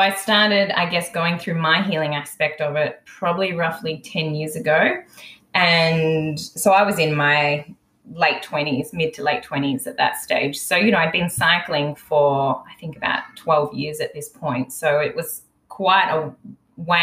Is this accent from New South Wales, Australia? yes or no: no; Melbourne, Victoria, Australia; I'm originally from Melbourne. I was born in Melbourne 30 plus years ago, around 36